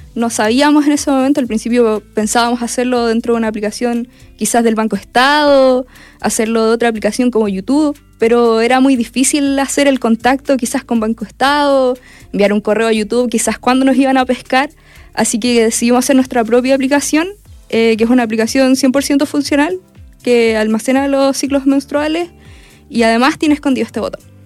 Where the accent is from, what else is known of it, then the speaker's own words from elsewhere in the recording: Perquenco, Araucanía, Chile; nosotras somos vecinas, nosotras somos de Perquenco.